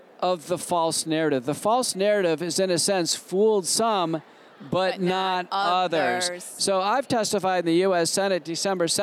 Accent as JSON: {"language": "English", "town": "Dallas", "region": "Texas", "country": "United States", "said": "I'm from Dallas"}